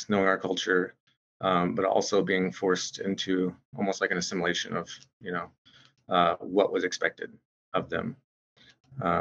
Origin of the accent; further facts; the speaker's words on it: Shawnee, Oklahoma, United States; moved away as an adult; now in Seattle, United States; I grew up in Shawnee, Oklahoma, amongst the Sac and Fox Nation, amongst my people. And, you know, I was born and raised there.